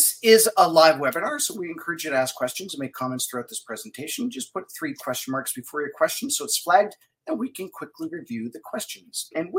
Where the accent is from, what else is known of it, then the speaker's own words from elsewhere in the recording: Manitoba, Canada; moved away; I grew up in Manitoba